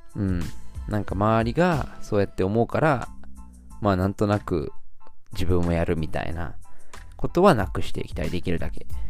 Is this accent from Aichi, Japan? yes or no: no; Shizuoka, Japan; 僕の地元の静岡